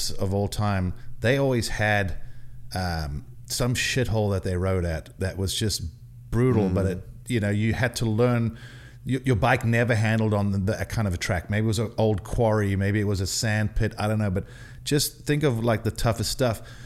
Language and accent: English; South Africa; moved away; I was not the most popular kid growing up in South Africa